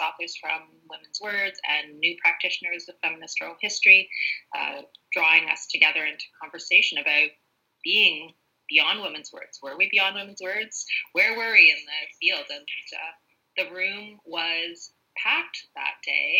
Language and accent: English; Toronto, Ontario, Canada; moved away as an adult; now in North Bay, Canada; I was born and raised in the Toronto area